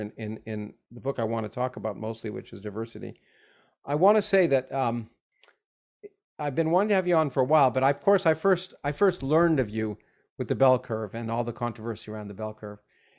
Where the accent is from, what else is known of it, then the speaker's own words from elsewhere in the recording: Canada; moved away as an adult; now in United States; I grew up in Canada